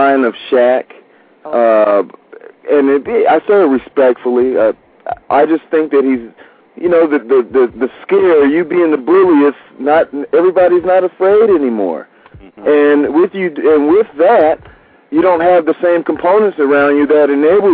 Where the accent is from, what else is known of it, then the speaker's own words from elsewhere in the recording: New York, United States; we are from New York